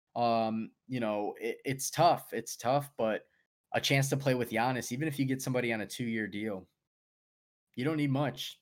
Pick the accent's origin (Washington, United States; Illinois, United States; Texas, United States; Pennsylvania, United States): Illinois, United States; Chicago; we're from Chicago.